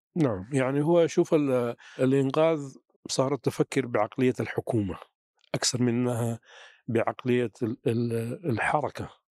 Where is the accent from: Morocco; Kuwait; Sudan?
Sudan; عندنا في السودان